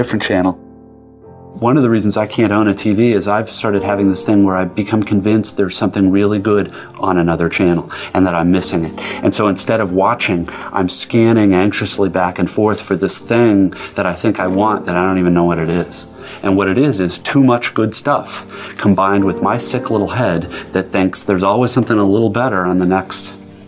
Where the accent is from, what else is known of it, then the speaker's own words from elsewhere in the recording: United States; I am as an American